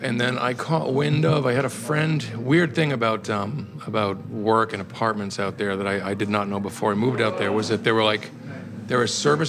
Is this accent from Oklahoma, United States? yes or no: no; about 20 miles south of Boston, Massachusetts, United States; moved away as an adult; also born or lived in California; now in New York, United States; I'm from Boston originally, yeah. I grew up about 20 miles south of Boston.